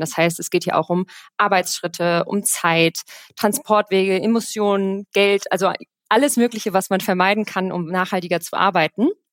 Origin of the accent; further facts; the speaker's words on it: Rhineland, Germany; now in Cologne, Germany; gebürtige Rheinländerin, äh, sesshaft in Köln